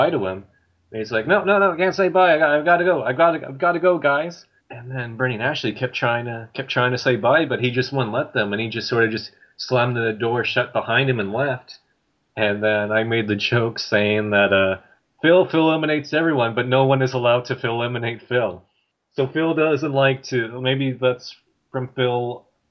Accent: Canada; I was from Canada

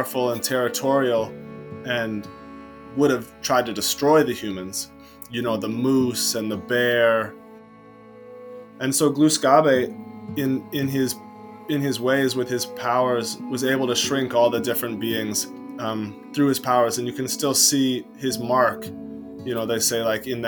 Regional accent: West Addison, Vermont, United States; also born or lived in Mount Mansfield, Vermont; I'm from the shores of Lake Champlain. I grew up in West Addison

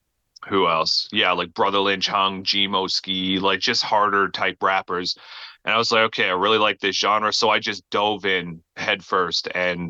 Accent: Newfoundland and Labrador, Canada; now in Alberta, Canada; And then I moved to Alberta from Newfoundland. I'm Canadian, by the way, for anybody who didn't know that already.

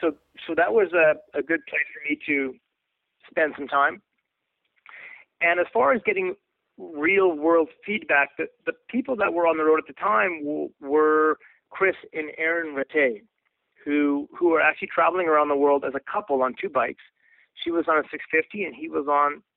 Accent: Canada; also born or lived in Colorado Springs / Vancouver; I'm from Canada.

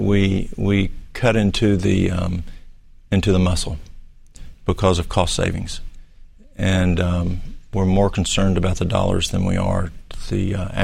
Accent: Dunlap, Tennessee, United States; I'm from Dunlap.

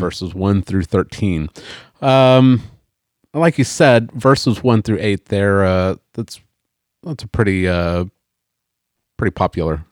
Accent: Oklahoma, United States; I'm an American. I was born in Oklahoma

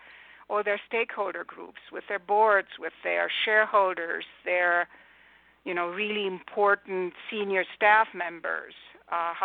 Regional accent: Romania; English is a second language; also born or lived in United Kingdom / Germany; now in California, United States; I was not born in the U.S. I grew up in communist Romania

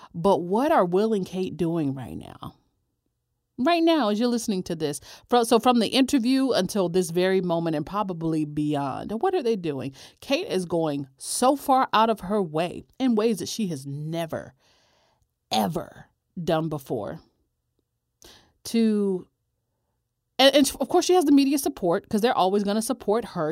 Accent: United States; as an American

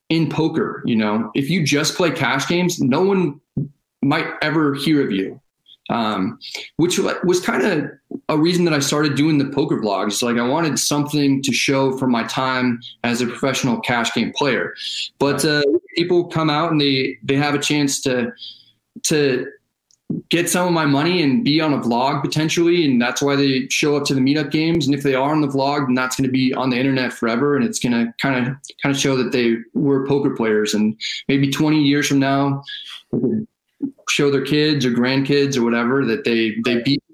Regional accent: Northern California, United States; my hometown in Northern California

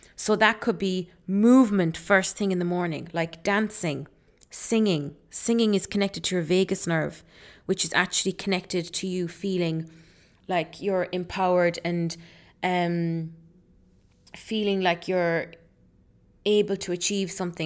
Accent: Ireland; also born or lived in Leeds, England; I was born in Leeds. Um, I moved to Ireland then when I was four years old.

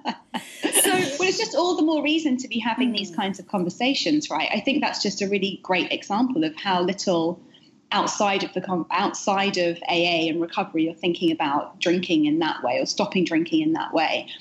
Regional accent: United Kingdom; moved away as an adult; now in New York, United States; the UK where I'm from origin, originally, as you can hear from my accent

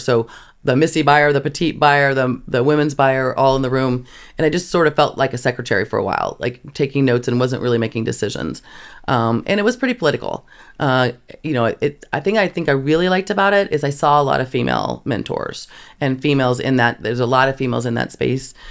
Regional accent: Kansas, United States; I grew up in Kansas

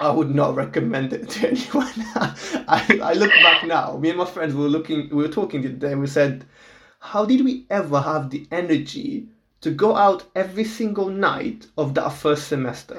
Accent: Portugal; English is a second language; moved away as an adult; I'm from Portugal, so I was born and raised in Portugal my whole life

